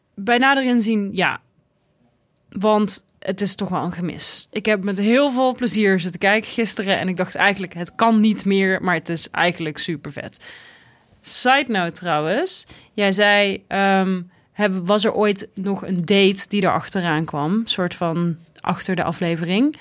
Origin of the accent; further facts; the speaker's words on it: Tilburg, North Brabant, Netherlands; het pittoreske Tilburg gebeuren, waar ik vandaan kom